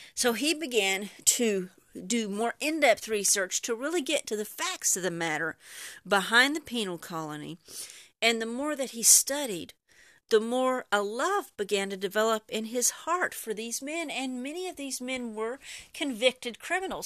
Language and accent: English; Texas, United States; first language English; I'm from Texas, deep in Texas, and English is my only language